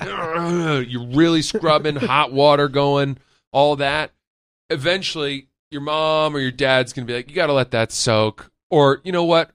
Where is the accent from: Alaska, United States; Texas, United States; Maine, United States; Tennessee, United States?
Maine, United States; now in Brooklyn, United States; I grew up in Maine